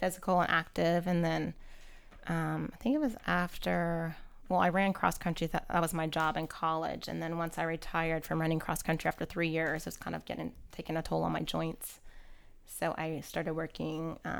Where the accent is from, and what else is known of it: Louisiana, United States; born or raised there; moved away as an adult; also born or lived in California / Dallas; now in Houston, United States